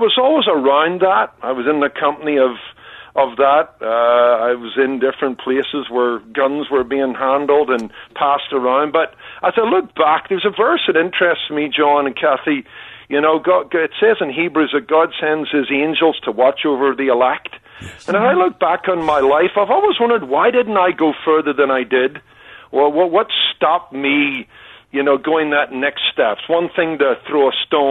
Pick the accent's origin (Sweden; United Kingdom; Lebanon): United Kingdom; Belfast, Northern Ireland; now in Anaheim Hills, United States; growing up in Belfast